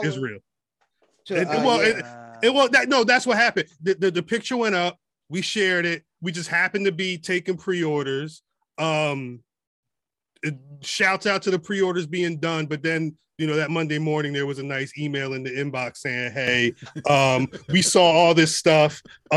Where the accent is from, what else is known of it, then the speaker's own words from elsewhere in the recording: Prince George's County, Maryland, United States; I'm from Prince George County.